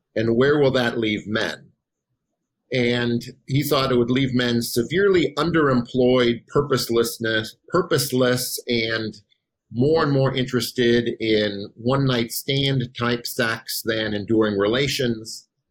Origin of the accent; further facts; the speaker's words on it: Wisconsin, United States; moved away as an adult; also born or lived in Chicago / Boise / Tallahassee; I am from Wisconsin